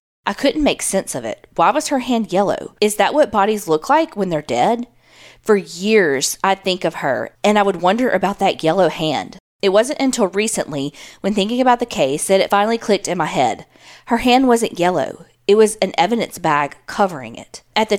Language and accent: English; Presidio, Texas, United States; I grew up in Presidio, Texas. I hope I'm saying that right. A very small town back then, and not a place where a lot of crime happened.